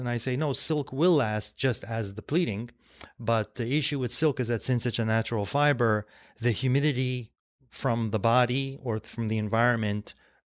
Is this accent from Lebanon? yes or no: yes; Lebanon; born there; My family is, we're Armenian, we're of Armenian descent, and I was born in Lebanon, and there still is a factory in Lebanon.